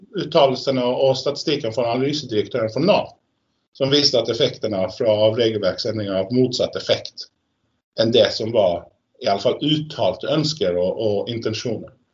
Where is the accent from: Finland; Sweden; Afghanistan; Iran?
Sweden; now in Norway; som svensk